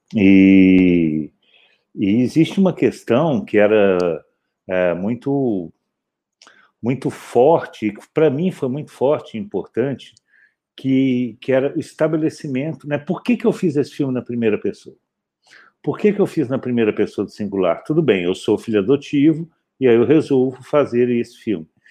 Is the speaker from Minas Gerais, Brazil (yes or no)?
yes; Belo Horizonte, Minas Gerais, Brazil; moved away as an adult; also born or lived in Campinas; eu nasci, eu nasci em Belo Horizonte